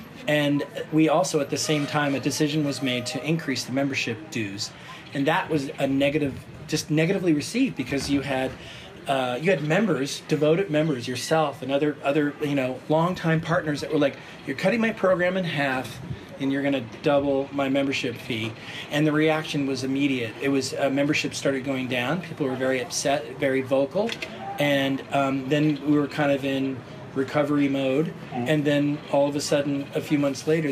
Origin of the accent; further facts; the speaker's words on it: Portland, Oregon, United States; moved away; I grew up in the Oregon area and Portland